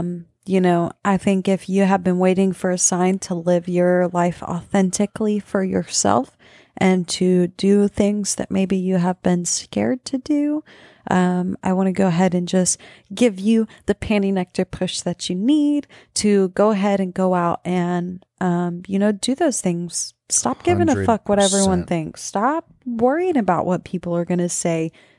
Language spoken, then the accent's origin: English; Texas, United States; We're from South Texas.